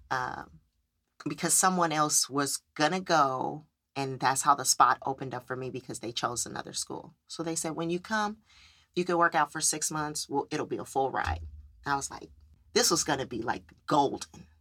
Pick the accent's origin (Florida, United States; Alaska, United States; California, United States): California, United States; moved away as an adult; I am originally from California